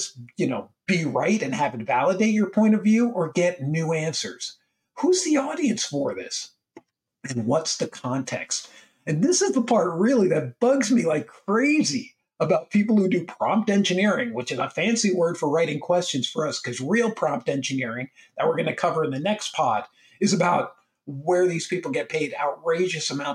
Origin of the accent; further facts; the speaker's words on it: United States; as I am American, and I work with people all over the world.